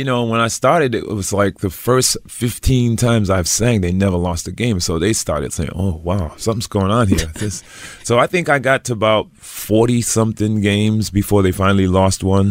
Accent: Providence, Rhode Island, United States; now in Los Angeles, United States; I grew up in Providence, Rhode Island

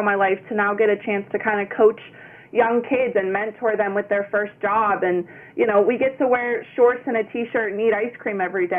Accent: Hampton, United States; I was born and raised in Hampton my whole life, so it is really cool to have people recognize me from when I'm younger or people's siblings.

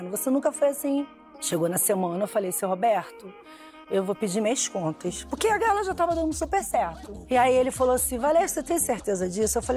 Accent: Rio de Janeiro, Brazil; Porque naquela época, assim, infância, criança, eu fui criada no Irajá.

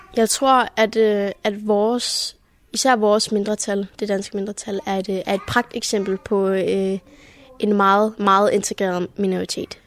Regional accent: Germany; Vi er jo også, hvad kan man sige, del af en større tysk majoritet

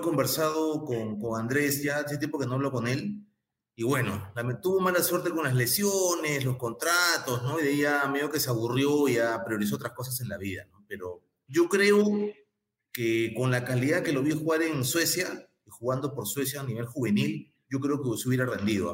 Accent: Peru; siento alegría como peruano

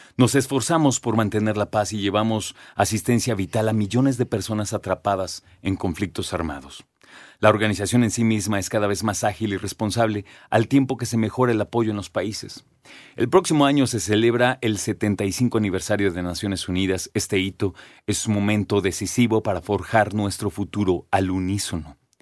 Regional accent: Mexico; nosotros como mexicanos, como citadinos

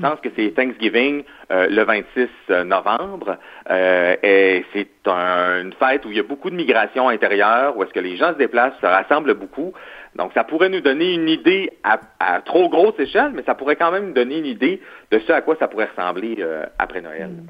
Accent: Quebec, Canada; en tant que Québécois

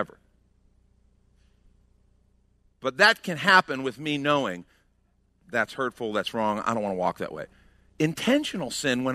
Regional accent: outside of Chicago, Illinois, United States; we grew up outside of Chicago

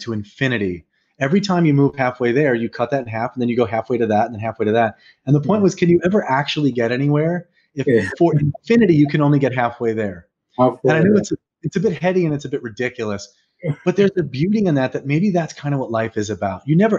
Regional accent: New York, United States; I'm a New Yorker

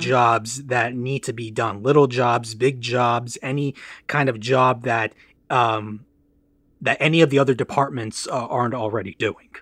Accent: Farmington Hills, Michigan, United States; also born or lived in London, Ontario, Canada / Los Angeles; I grew up in Farmington Hills, Michigan, where I'm currently residing due to the pandemic

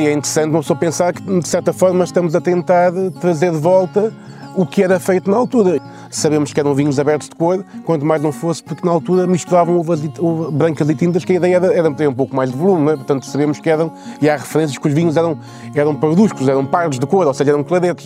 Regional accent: Vouzela, Centro, Portugal; moved away as an adult; now in Viana do Castelo, Portugal; Eu sou de lá, nasci em Vozela, estive lá até aos meus 18 anos, portanto sou nascido e criado naquela zona

